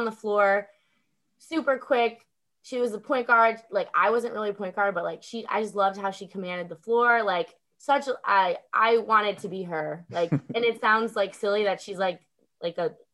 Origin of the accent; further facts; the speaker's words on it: Chicago suburbs, Illinois, United States; Born and raised in Chicago suburbs